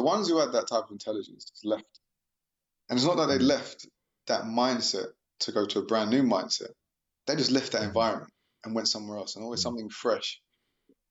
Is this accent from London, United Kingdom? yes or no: yes; London, United Kingdom; I'm from South London